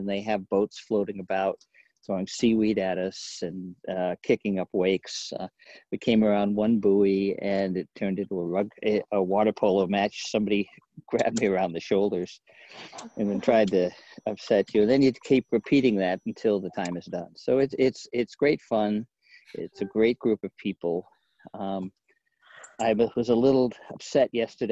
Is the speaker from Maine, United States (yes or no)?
yes; Maine, United States; now in Portland, United States; I grew up in Maine